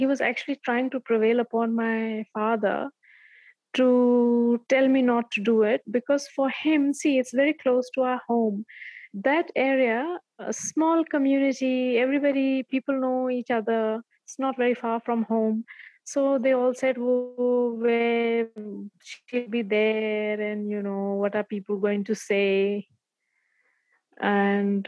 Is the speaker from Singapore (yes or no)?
no; a village near Bandhavgarh, Madhya Pradesh, India; also born or lived in Delhi; the place where I get off to drive to my village